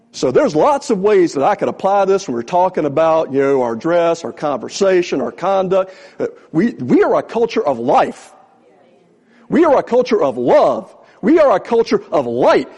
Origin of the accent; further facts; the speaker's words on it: Newport News, Virginia, United States; also born or lived in Richmond, Virginia; I'm a Virginia native. I was born in Richmond. I grew up over Newport News